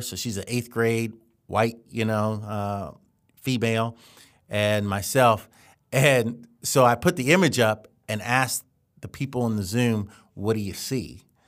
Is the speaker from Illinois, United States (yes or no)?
no; Columbia, Maryland, United States; we grew up in Columbia, Maryland, which is a planned community